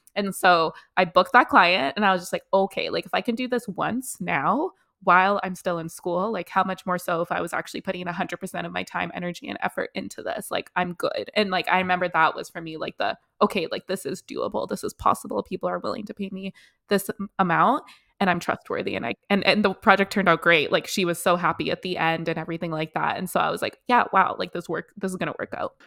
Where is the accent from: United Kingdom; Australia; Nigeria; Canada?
Canada; also born or lived in South Africa; That's where I was born, but I didn't grow up there. I grew up in Canada